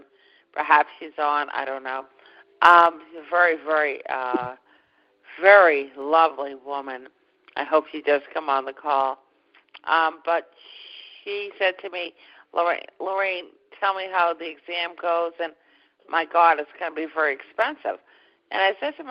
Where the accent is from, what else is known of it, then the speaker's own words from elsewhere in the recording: Boston, Massachusetts, United States; also born or lived in Westwood, Massachusetts; now in Cape Cod, United States; I grew up in Boston. My parents were Bostonians